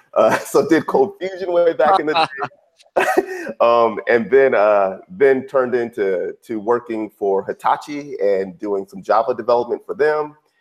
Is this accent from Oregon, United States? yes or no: no; Redwood City, California, United States; I grew up in Silicon Valley, grew up uh, in the Bay Area, a little town called Redwood City.